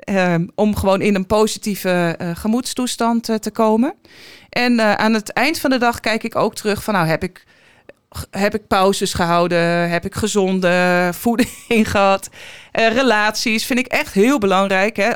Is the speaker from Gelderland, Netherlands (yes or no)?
no; Den Helder, North Holland, Netherlands; moved away as an adult; also born or lived in Almelo / Enschede / Alkmaar; twaalf jaar gewoond, daar opgegroeid.